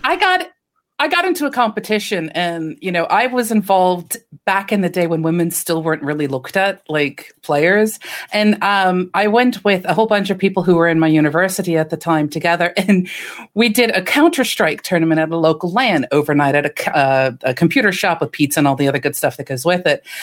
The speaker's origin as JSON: {"language": "English", "country": "United States", "said": "as an American"}